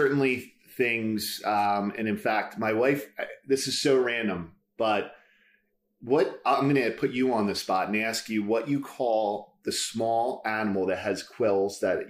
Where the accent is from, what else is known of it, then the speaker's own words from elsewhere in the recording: Delaware County, Pennsylvania, United States; accent: Delco; And so I am from the western suburbs. More specifically, I'm from Delaware County, a.k.a. Delco